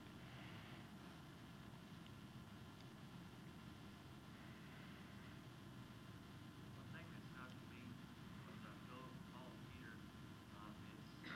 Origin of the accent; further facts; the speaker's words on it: Kentucky, United States; I grew up in Kentucky